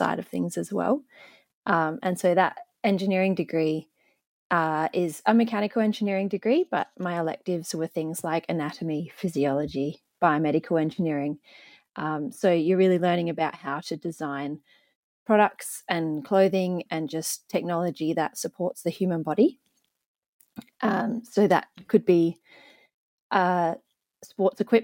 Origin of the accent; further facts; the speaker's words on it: Adelaide, South Australia, Australia; also born or lived in Melbourne; We moved to Adelaide when I was about 2 years old